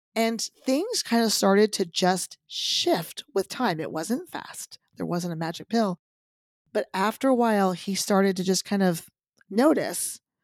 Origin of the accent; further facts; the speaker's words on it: Texas, United States; I grew up in Texas where boobs were everything